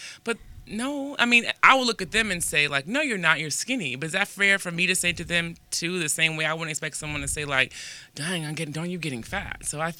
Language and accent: English; East Coast, United States; now in Los Angeles, United States; I'm from the East Coast, right?